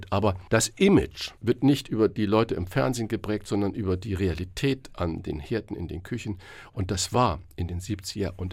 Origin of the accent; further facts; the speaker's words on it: Saarland, Germany; born there; ich bin ja gebürtiger Saarländer.